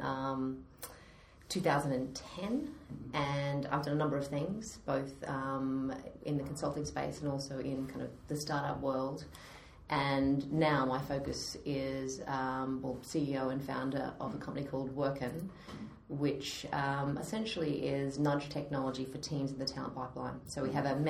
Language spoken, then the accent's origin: English; Australia; accent: Australian; moved away as an adult; now in London, United Kingdom; So I am an Aussie Brit now, but I have not managed to lose my accent after sort of 10 years here.